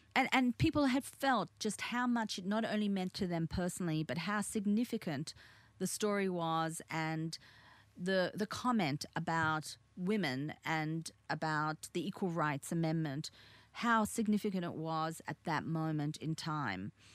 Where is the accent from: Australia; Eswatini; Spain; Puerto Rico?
Australia; Sydney, New South Wales; English is a second language; also born or lived in Korea / Busan / Victoria; as a little girl growing up on the North Shore of Australia, you know, in Sydney, in Australia